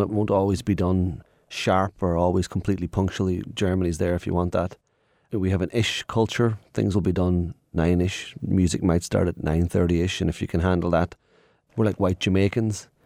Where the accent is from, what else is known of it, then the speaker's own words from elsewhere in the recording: Ireland; being Irish. We're such a little, uh, diverse nation.